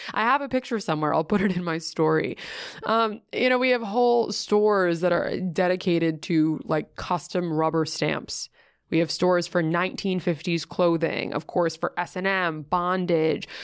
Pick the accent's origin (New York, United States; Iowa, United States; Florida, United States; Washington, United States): New York, United States; New York City; I grew up in Greenwich Village